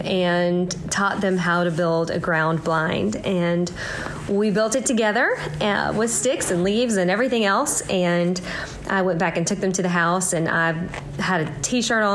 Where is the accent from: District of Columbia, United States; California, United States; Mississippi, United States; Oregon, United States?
Mississippi, United States; I'm from Mississippi